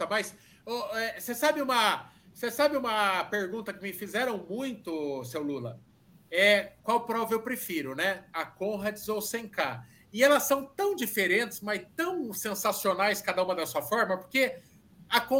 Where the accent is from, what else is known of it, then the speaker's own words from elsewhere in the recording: Sorocaba, São Paulo, Brazil; sou de Sorocaba